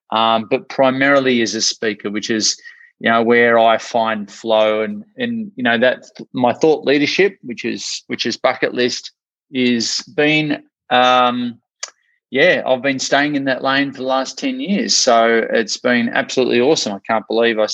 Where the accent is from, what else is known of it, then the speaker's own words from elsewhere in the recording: Australia; accent: Australian; also born or lived in Ocean Grove, Victoria; I'm from Australia, hence the accent.